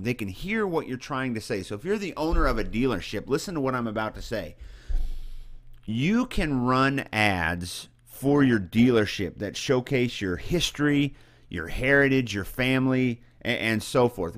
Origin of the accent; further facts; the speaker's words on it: central Missouri, United States; moved away; I come from a small town in central Missouri